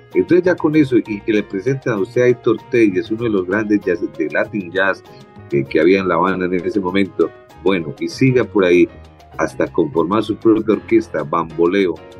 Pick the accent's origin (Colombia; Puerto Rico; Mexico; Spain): Colombia; uno como colombiano